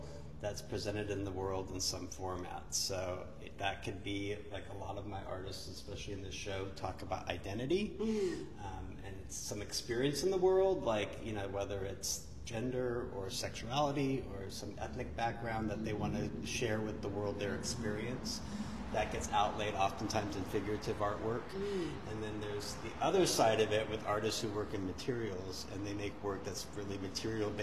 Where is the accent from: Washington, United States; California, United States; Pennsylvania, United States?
California, United States; Northern; moved away as an adult; now in Los Angeles, United States; I grew up in Northern California and went to Berkeley